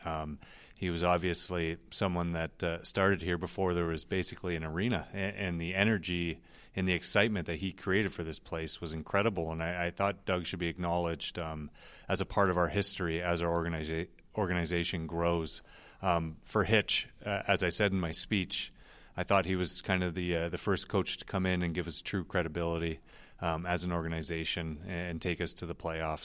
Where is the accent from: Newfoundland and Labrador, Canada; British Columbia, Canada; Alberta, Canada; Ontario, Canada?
Ontario, Canada; Toronto; moved away; growing up in Toronto